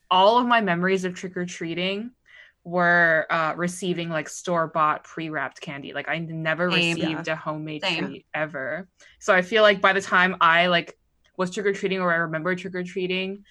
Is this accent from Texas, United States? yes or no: no; Pittsburgh, Pennsylvania, United States; I grew up outside of Pittsburgh